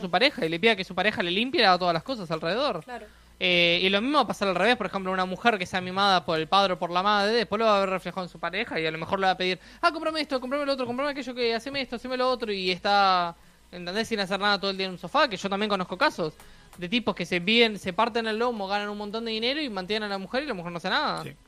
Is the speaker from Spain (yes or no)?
no; Uruguay